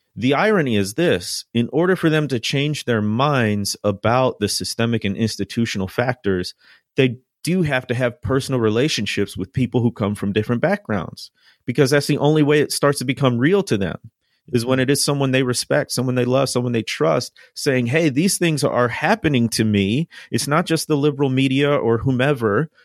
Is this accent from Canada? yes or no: no; Chicago, Illinois, United States; now in Mississippi, United States; I grew up in the Midwest, in the Chicagoland area